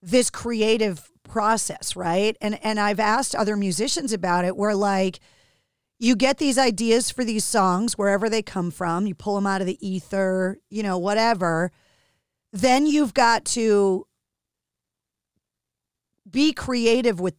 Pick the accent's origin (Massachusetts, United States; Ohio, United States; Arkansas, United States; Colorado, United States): Massachusetts, United States; Boston; the Bostonian